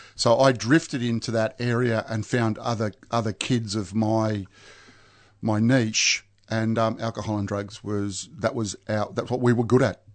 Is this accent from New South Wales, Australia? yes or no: no; Mount Waverley, Victoria, Australia; I grew up in Mount Waverley